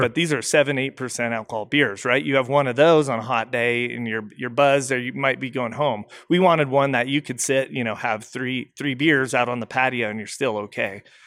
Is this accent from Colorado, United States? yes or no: yes; Colorado, United States; I'm from Colorado originally